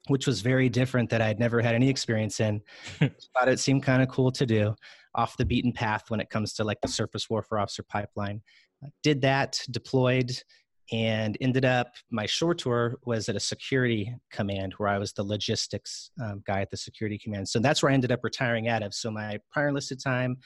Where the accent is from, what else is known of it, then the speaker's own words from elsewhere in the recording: Southern California, United States; moved away as an adult; I'm originally from Southern California.